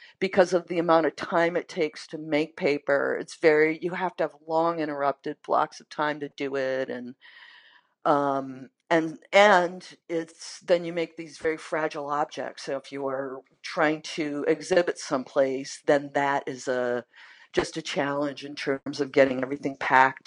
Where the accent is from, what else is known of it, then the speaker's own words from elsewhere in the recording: Maine, United States; now in Minneapolis, United States; I grew up in Maine